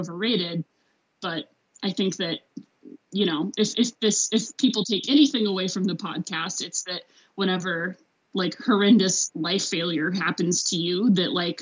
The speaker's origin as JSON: {"language": "English", "region": "Arkansas", "country": "United States", "also_born_or_lived": "Boulder, Colorado / Fairbanks, Alaska", "moved": "as an adult", "said": "I'm from Arkansas"}